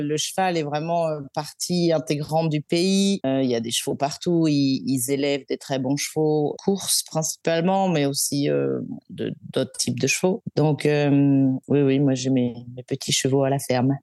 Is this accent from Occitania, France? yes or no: no; Brittany, France; moved away as an adult; now in Melbourne, Australia; je suis bretonne d'origine